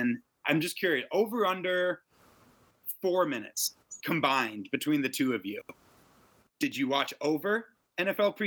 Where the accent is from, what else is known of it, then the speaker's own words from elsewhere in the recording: Chicago, Illinois, United States; moved away; We're from Chicago